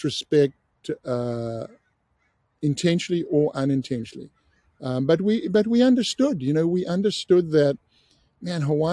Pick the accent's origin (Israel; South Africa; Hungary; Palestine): South Africa; I grew up in South Africa, I was 16